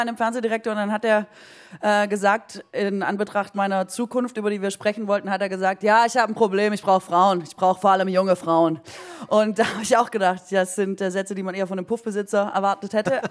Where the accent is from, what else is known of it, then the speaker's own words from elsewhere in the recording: Aalen, Baden-Württemberg, Germany; ich komme aus Orla. Orla ist in Baden-Württemberg an der Grenze zu Bayern.